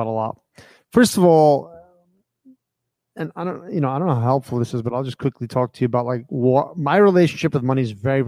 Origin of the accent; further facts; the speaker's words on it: United States; I grew up in America